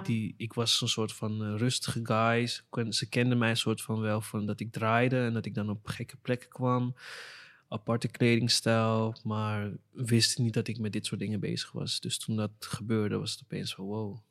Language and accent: Dutch; Amsterdam, North Holland, Netherlands; also born or lived in Weesp; ik kwam uit Amsterdam Zuidoost